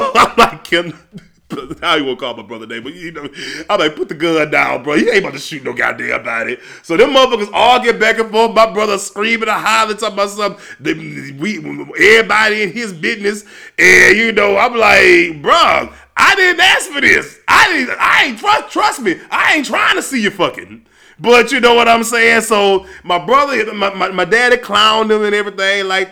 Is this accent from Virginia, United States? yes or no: no; Louisiana, United States; I'm from Louisiana